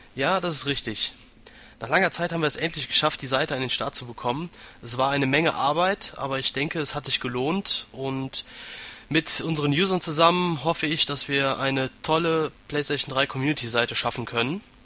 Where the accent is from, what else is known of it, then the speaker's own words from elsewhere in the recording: Aachen, North Rhine-Westphalia, Germany; Ich komme aus Aachen, bin 26 Jahre alt